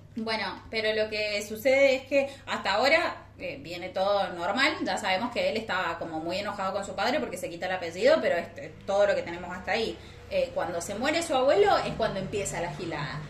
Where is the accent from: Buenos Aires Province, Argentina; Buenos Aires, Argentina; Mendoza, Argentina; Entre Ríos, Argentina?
Mendoza, Argentina; San Martín; yo soy de San Martín.